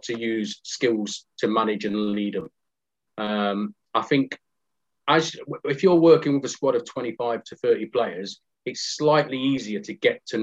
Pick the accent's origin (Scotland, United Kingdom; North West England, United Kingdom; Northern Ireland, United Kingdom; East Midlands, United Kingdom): East Midlands, United Kingdom; Nottingham; I'm from Nottingham. I was brought up in, shall we say, a robust council estate called Aspley in Nottingham